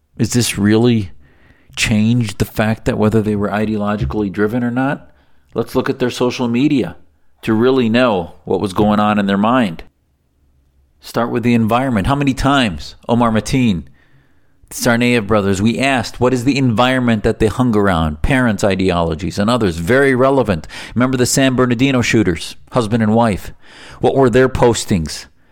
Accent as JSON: {"language": "English", "country": "Syria", "moved": "yes", "lives_now": "United States", "said": "I'm from Syria"}